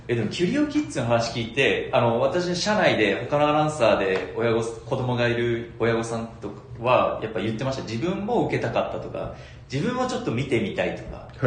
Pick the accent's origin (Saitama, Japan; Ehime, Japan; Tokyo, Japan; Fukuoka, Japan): Fukuoka, Japan; 私、あの、東区出身